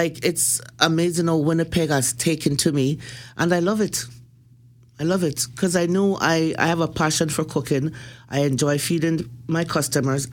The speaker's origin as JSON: {"language": "English", "country": "Jamaica", "said": "I'm Jamaican from the streets"}